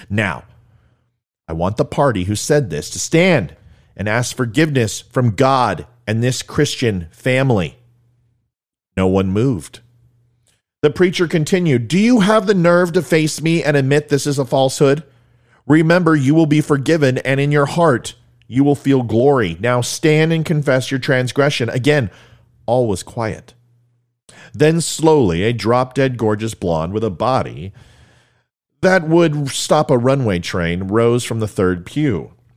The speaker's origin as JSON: {"language": "English", "town": "Ventura", "region": "California", "country": "United States", "tie": "born or raised there", "said": "I grew up in Ventura, California"}